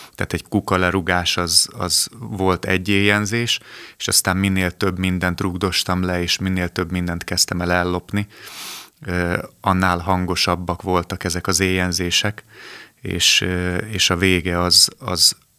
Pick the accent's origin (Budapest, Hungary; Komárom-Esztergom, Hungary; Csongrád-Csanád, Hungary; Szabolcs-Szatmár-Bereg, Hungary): Budapest, Hungary; A 12. kerületben születtem, ott is nőttem föl